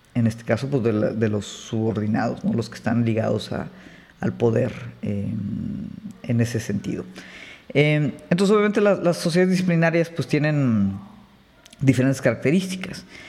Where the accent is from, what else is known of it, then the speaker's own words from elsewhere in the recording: Mexico; nosotros como mexicanos